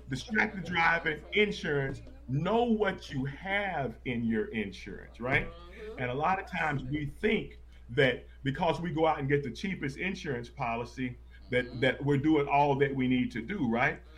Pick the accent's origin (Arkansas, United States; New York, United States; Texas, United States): Texas, United States; now in St. Louis, United States; I'm born and raised in Texas.